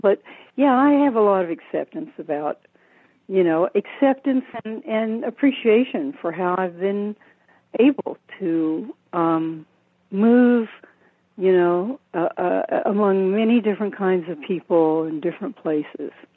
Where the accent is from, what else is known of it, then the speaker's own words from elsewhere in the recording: the South, Southern United States, United States; also born or lived in San Francisco, United States; now in Maui, United States; as a Southerner